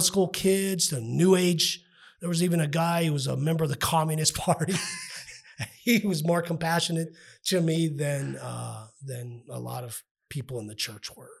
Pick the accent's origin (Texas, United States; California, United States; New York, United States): Texas, United States; El Paso; I grew up in Northeast El Paso